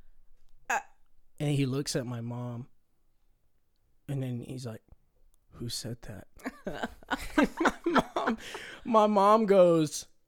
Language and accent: English; Virginia Beach, Virginia, United States; born there; So originally, I was born in Virginia Beach, Virginia.